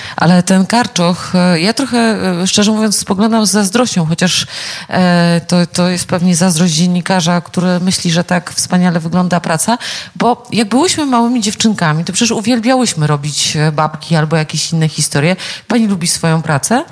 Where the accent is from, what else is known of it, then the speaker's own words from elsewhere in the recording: near Nieborów, Łódź Voivodeship, Poland; pochodzę z okolic tego wspaniałego pałacyku